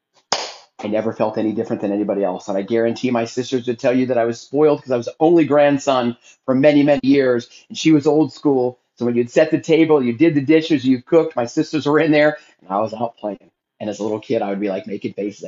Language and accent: English; Philadelphia, Pennsylvania, United States; now in Texas, United States; I'm originally from Philadelphia